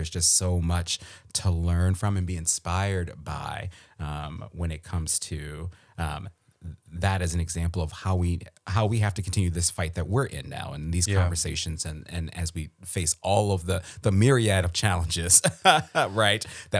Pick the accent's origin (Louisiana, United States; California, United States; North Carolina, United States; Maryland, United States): Maryland, United States; I think I know a little bit because I'm from Maryland, right? And so in my Maryland public school education